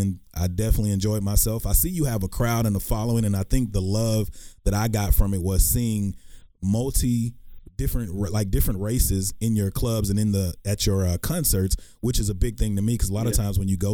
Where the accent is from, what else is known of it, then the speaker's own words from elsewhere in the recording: Texarkana, Texas, United States; I grew up in Texarkana. It's East Texas